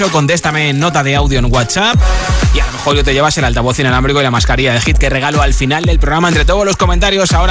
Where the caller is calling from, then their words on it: Gijón, Asturias, Spain; de Gijón